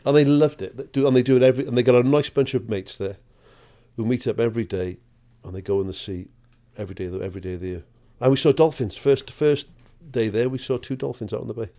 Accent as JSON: {"language": "English", "area": "Welsh", "region": "Wales", "country": "United Kingdom", "said": "a Welsh bloke"}